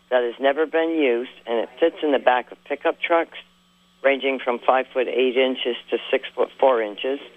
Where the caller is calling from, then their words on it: Shelburne, Vermont, United States; I'm calling from Shelburne, Vermont.